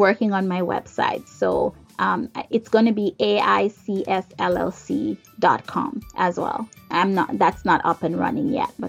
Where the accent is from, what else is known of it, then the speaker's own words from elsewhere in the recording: Jamaica; now in United States; Like for me, I'm from Jamaica, but here I am in the United States.